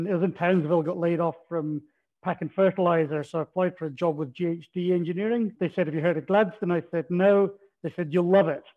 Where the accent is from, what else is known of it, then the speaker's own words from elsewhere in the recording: Aberdeen, Scotland, United Kingdom; now in Australia; you probably picked from my accent, not born in Australia, originally from northeast Scotland, so I'm Aberdonian.